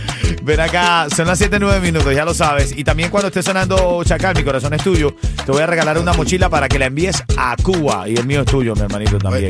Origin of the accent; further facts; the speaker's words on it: Venezuela; moved away; hermano venezolano